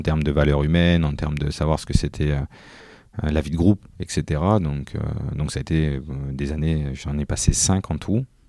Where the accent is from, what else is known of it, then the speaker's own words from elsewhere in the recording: Tourcoing, Hauts-de-France, France; je suis né à Tourcoing, j'étais un Tourquinois, donc j'habitais en face du stade Van de Vegat